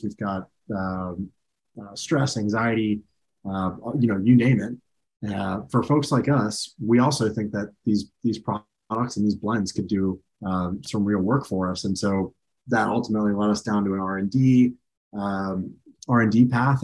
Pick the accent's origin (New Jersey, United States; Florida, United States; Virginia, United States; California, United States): Florida, United States; Clearwater; I grew up in Clearwater, Florida